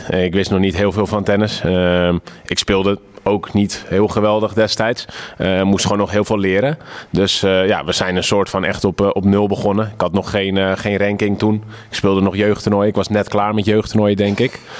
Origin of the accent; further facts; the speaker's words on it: Netherlands; voor ons als Nederlanders is dat rosmalen, maar eh, ja, het ultieme grastennis wordt gespeeld op Wimbledon